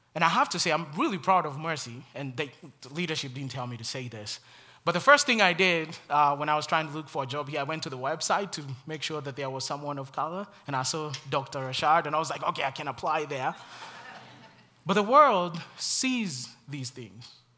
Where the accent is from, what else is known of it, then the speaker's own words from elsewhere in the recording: Kenya; moved away; the many struggles in my home country